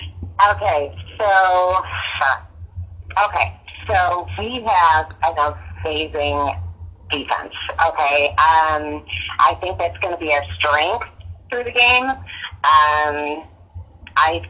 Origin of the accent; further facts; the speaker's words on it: Buffalo, New York, United States; I grew up in Buffalo